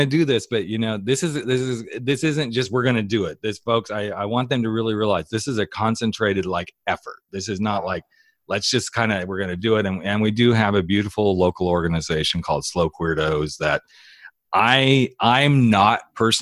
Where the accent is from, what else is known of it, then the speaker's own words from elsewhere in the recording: Southern California, United States; moved away; I come from Southern California